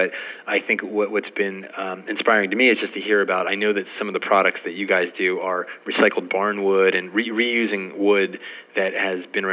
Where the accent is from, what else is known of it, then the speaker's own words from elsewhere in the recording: East Coast, United States; now in West Coast, United States; I grew up on the East Coast. I'm a transplanted East Coaster on the West Coast.